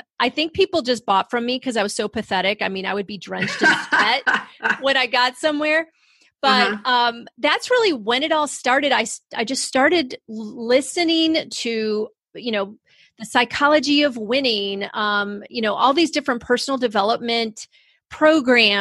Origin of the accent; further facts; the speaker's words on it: Rochester, New York, United States; I grew up in Rochester, New York, up near Canada in the snow and the cold